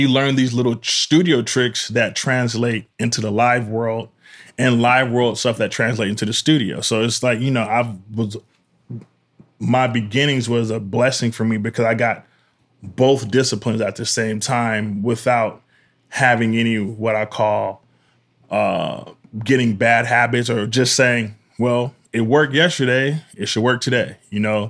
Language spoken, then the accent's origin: English; Pasadena, California, United States; I grew up in Pasadena, Pasadena